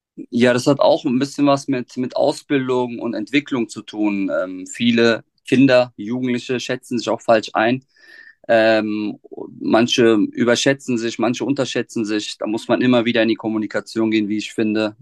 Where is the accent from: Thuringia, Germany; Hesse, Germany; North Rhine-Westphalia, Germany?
Hesse, Germany; Offenbach am Main; ich bin gebürtiger Offenmacher, ähm, habe auch meine schulische Laufbahn in Offenbach durchlaufen